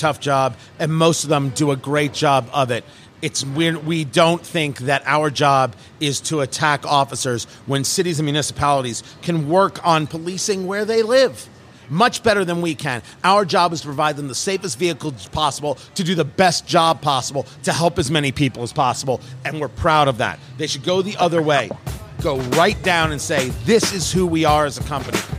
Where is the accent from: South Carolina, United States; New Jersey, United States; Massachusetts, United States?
New Jersey, United States; I grew up in Jersey.